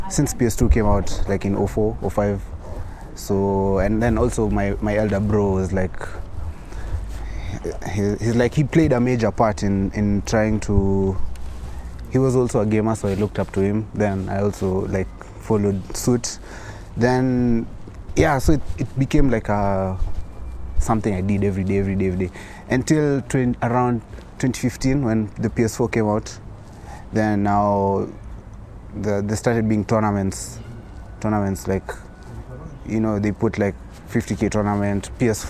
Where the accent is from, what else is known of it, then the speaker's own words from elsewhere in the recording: Kenya; I'm a Kenyan. I was born in Kenya.